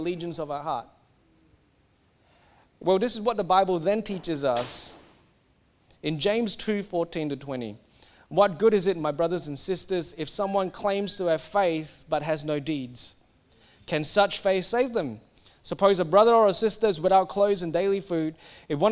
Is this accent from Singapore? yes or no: yes; Singapore; now in Australia; I grew up in Singapore. I'm meant to be Singaporean. I'm now Australian